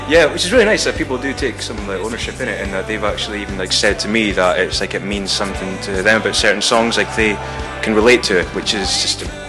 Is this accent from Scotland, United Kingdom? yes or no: yes; Falkirk, Scotland, United Kingdom; now in Dundee, United Kingdom; I've only lived in Dundee for four years, uh, but uh, I come from Falkirk originally